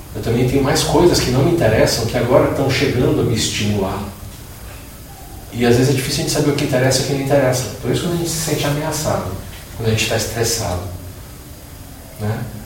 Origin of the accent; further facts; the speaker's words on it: Brazil; sou brasileiro